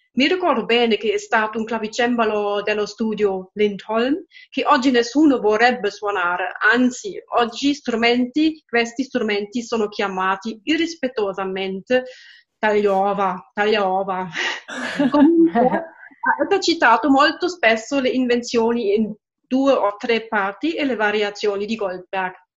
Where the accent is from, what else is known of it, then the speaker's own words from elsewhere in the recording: Halle, Saxony-Anhalt, Germany; Italian is a second language; now in Leipzig, Germany; sono cresciuta nella Germania centrale, cioè a Halle e a Lipsia